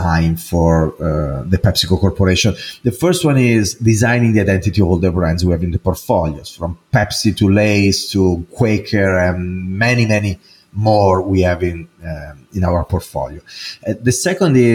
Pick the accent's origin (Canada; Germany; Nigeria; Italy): Italy; English is a second language; now in United States; as you probably can hear from my accent, I'm not American, even though I'm an American citizen right now, but I am Italian. I was born there and I grew there